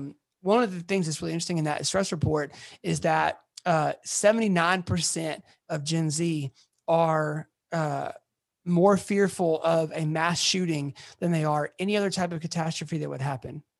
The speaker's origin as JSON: {"language": "English", "town": "Atlanta", "region": "Georgia", "country": "United States", "moved": "as an adult", "lives_now": "Memphis, United States", "said": "I'm originally from Atlanta"}